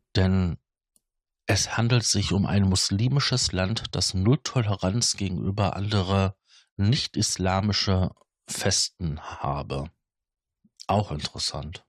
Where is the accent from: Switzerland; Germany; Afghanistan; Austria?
Germany; Ruhr area, North Rhine-Westphalia; bei uns im Ruhrgebiet